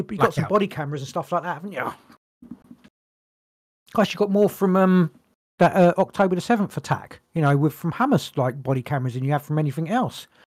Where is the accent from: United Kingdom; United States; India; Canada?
United Kingdom; England; I'm British. I'm English. United Kingdom, and my country